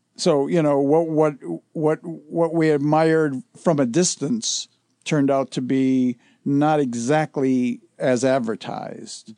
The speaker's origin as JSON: {"language": "English", "town": "Detroit", "region": "Michigan", "country": "United States", "tie": "born or raised there", "said": "I grew up in Detroit"}